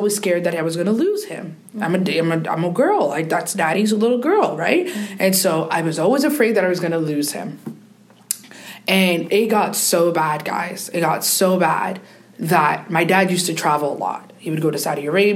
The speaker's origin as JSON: {"language": "English", "country": "Canada", "tie": "born or raised there", "said": "I grew up in Canada."}